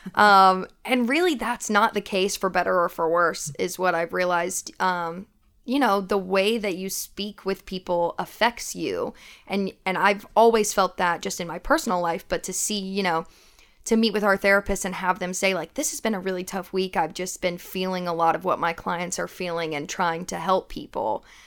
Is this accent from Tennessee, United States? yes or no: yes; Knoxville, Tennessee, United States; moved away as an adult; now in Nashville, United States; I am originally from Knoxville, Tennessee.